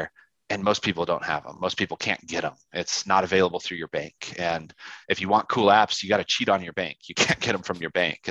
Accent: Yakima, Washington, United States; now in Utah, United States; I'm from Yakima, Washington, born and raised

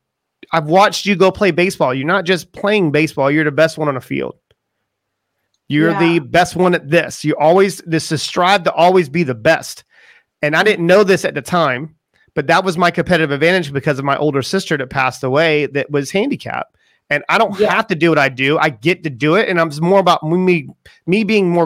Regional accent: Charleston, South Carolina, United States; I come from Charleston, South Carolina, and it's just right on the water

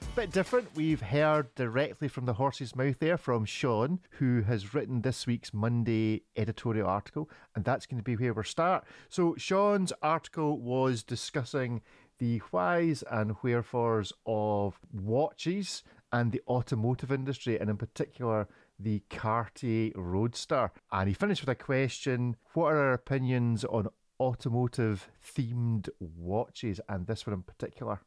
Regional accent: Scotland, United Kingdom; as the Scotsman

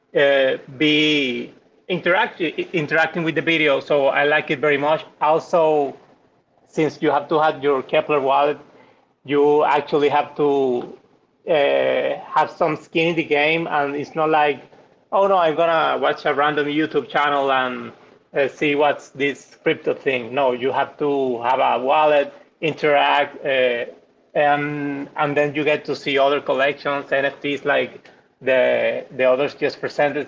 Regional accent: Dominican Republic; I'm from the Dominican Republic

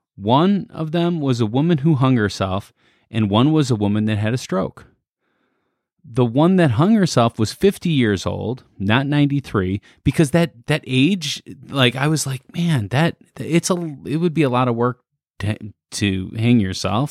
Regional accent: Midwest, United States; we're from the Midwest

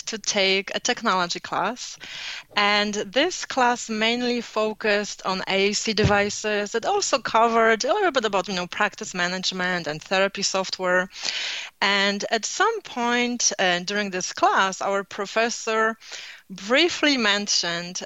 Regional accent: Poland; accent: Polish; moved away; I was born in Poland, so I have Polish accent

